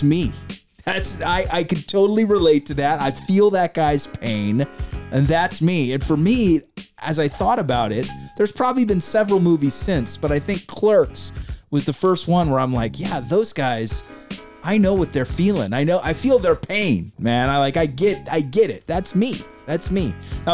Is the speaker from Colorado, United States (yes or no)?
no; California, United States; We say hella out here in Cali.